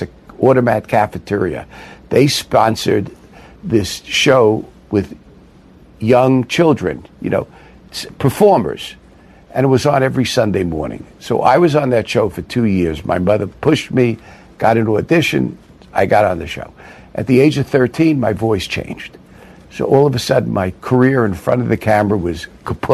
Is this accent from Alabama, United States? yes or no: no; New York City, New York, United States; I grew up in Brooklyn